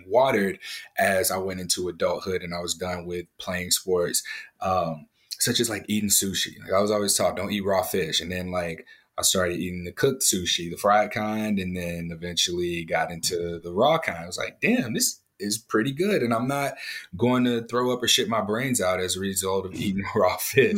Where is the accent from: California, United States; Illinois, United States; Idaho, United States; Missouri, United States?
Missouri, United States; St. Louis; I grew up in St. Louis, Missouri